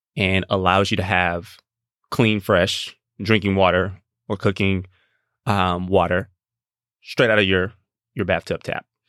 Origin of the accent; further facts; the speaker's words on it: Gulf Coast, United States; I'm from the Gulf Coast. We prep, we prepare for hurricanes.